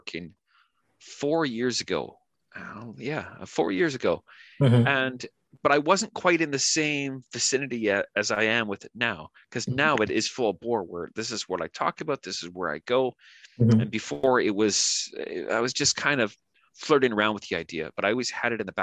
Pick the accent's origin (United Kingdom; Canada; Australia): Canada; first language English; moved away as an adult; now in New Zealand; I'm from Canada originally, and now I'm living in New Zealand, and I've been here the better part of 4 years